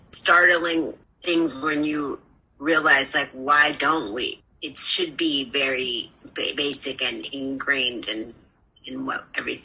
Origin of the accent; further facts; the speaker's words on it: Berkeley, California, United States; I grew up in Berkeley, California, so we had Indigenous Peoples Day when I was in elementary school, and I'm 50 years old, 54 years old.